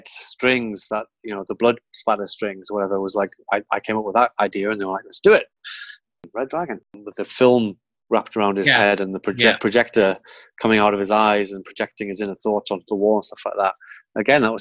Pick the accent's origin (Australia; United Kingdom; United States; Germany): United Kingdom; Geordie, North East England; accent: Geordie; you're a Geordie. And I'm Geordie